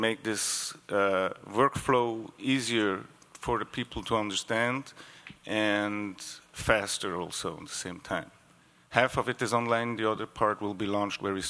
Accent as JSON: {"language": "English", "country": "Switzerland", "second_language": "English", "said": "I'm coming from Switzerland, so my English may be a bit slower than the other ones"}